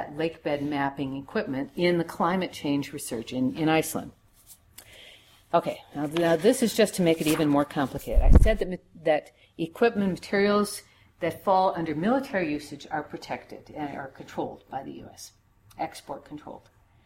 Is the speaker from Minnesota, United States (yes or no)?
yes; Minnesota, United States; I come from Minnesota.